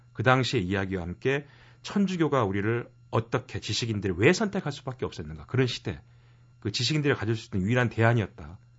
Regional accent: Mokpo, South Jeolla, South Korea; 고향이 목포라

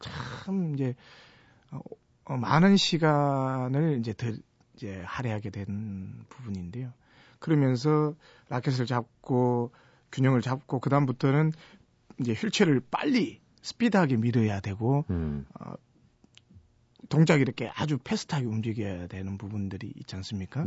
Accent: Gyeongsang, South Korea; 제가 경상도 촌놈인데

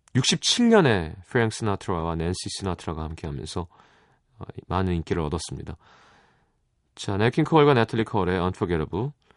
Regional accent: South Korea; 한국 사람인 게

